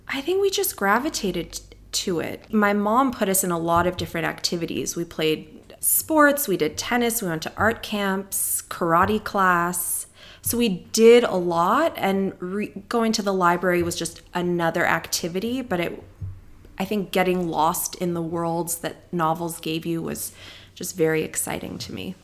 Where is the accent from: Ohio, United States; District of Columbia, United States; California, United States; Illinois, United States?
California, United States; Palos Verdes; I grew up in Palos Verdes, California